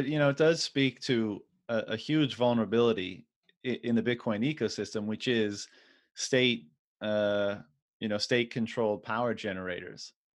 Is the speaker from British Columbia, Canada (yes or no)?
no; Newfoundland and Labrador, Canada; moved away as an adult; as a Newfoundlander